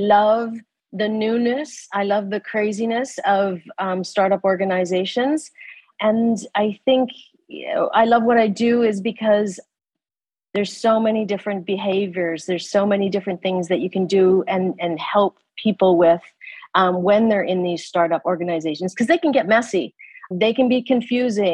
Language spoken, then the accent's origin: English; Canada; moved away as an adult; now in Abu Dhabi, United Arab Emirates; I'm a Canadian